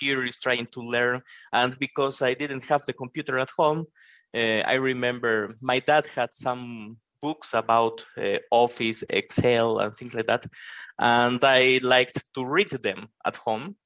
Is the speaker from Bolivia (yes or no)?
yes; Bolivia; I'm a developer from Bolivia in South America.